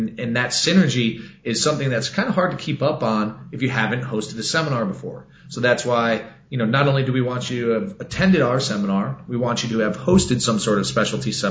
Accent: Texas, United States; I'm from Texas

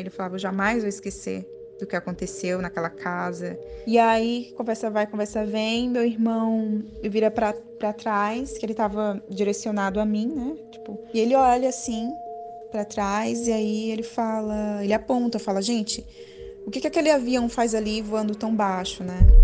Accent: Piauí, Brazil; now in São Paulo, Brazil; eu moro na capital de São Paulo atualmente mas eu sou piauiense, minha família toda é de lá.

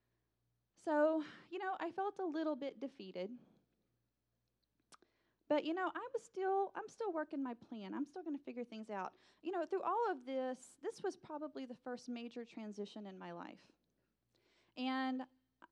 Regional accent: Texas, United States; the local two-year community college in my hometown

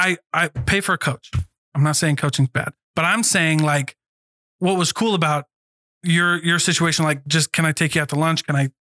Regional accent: Hawaii, United States; And I'm also Hawaiian.

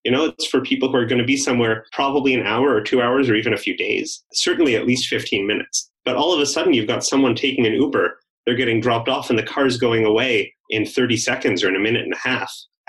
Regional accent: Canada; I mentioned I came from Canada, and in Canada, the federal government kind of has all the power that it doesn't give to the provinces.

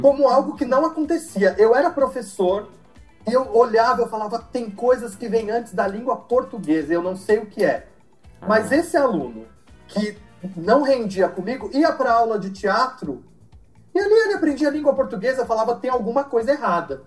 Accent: Mauá, São Paulo, Brazil; also born or lived in Santo André / São Bernardo do Campo / São Caetano do Sul; Eu nasci em Santo André, cresci em Mauá

